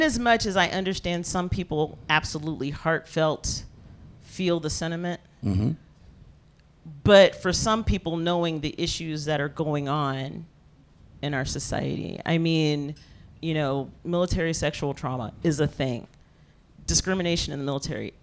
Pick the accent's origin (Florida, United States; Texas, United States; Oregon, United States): Texas, United States; East; I grew up in East Texas